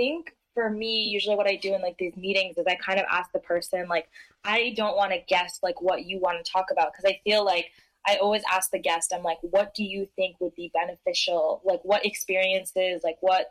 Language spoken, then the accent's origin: English; New York area, United States; I'm from the New York area